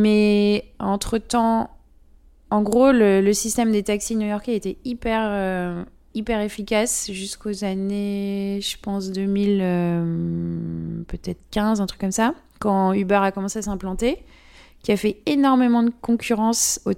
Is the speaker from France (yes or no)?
yes; France; accent: French; Et moi, avec mon accent français, les gens pensaient toujours que j'étais une touriste.